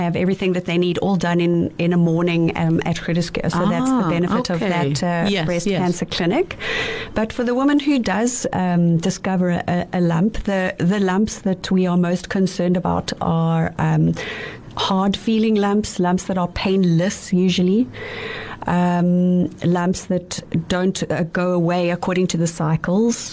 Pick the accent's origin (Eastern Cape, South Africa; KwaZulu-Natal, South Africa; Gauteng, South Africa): KwaZulu-Natal, South Africa; Pietermaritzburg; moved away as an adult; now in Cape Town, South Africa; I grew up in KwaZulu-Natal in Pietermaritzburg.